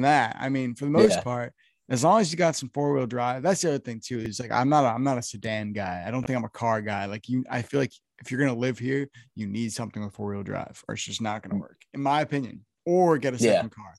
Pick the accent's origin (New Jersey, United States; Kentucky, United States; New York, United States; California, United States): New Jersey, United States; I'm from the Northeast. I'm from New Jersey